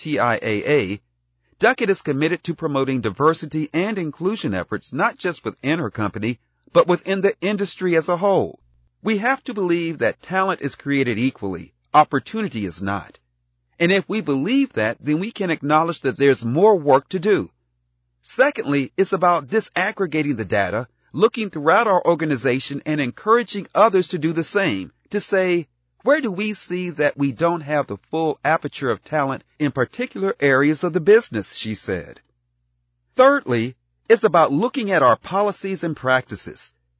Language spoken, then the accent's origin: English; New Jersey, United States; I grew up in South Jersey, where you could no more extract the Italian-American influence from my formative years than you could separate salt from saline.